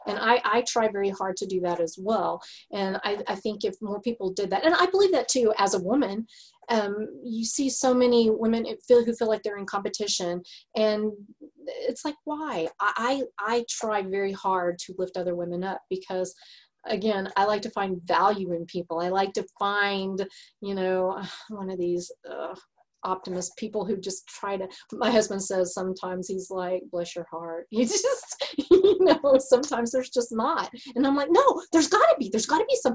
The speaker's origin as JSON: {"language": "English", "region": "Texas", "country": "United States", "accent": "Texas", "said": "my Texas accent"}